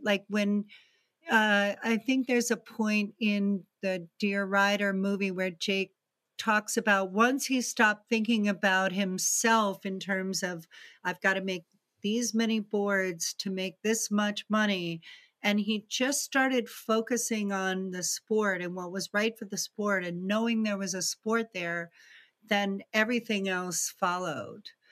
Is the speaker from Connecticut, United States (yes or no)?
yes; Greenwich, Connecticut, United States; also born or lived in East Texas; we actually moved to Greenwich, Connecticut, which is outside New York City